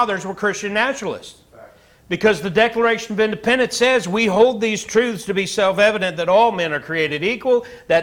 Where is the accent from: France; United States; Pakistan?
United States; I'm an American.